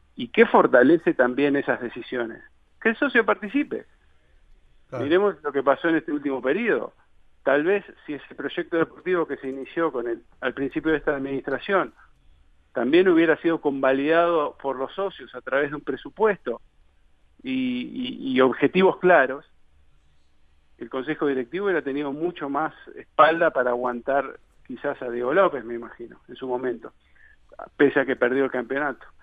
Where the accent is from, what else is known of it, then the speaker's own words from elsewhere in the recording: Montevideo, Uruguay; moved away as an adult; soy de Montevideo, tengo 36 años